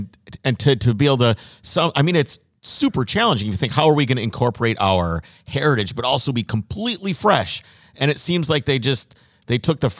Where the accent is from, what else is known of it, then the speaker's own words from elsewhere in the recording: Minnesota, United States; I'm from Minnesota. We're super backwoods.